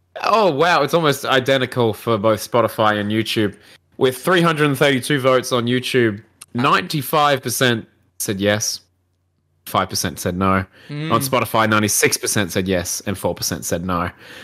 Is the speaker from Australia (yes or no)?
yes; Australia; We're Australian. Even if we get annoyed, it's only for 5 minutes.